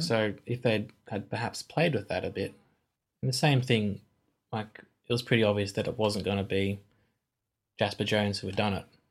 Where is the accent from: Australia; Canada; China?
Australia; I'm Australian